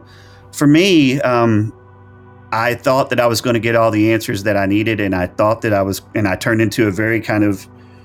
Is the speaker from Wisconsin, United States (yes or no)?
no; Arkansas, United States; also born or lived in El Dorado, Arkansas / Hot Springs, Arkansas; the little small churches that I grew up in Arkansas